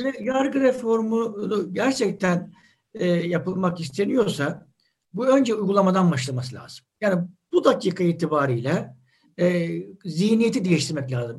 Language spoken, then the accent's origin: Turkish; Adapazarı, Sakarya, Turkey; Yani bizim e, Adapazarı'nda evimizi kime sorsanız şurada şu sokakta derler.